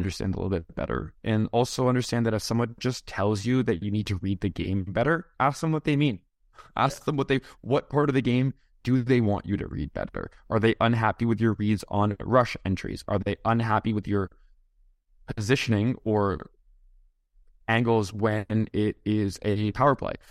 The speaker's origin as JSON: {"language": "English", "area": "hometown with Dave Andreychuk Arena", "region": "Ontario", "country": "Canada", "tie": "born or raised there", "said": "my hometown"}